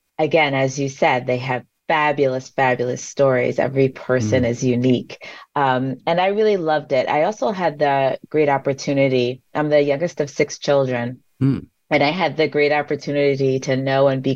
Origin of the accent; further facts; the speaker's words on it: Long Island, New York, United States; I was born and raised on Long Island.